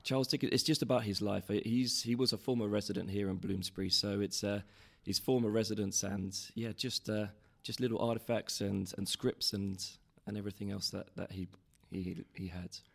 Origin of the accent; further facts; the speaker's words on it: London, United Kingdom; I grew up in Covent Garden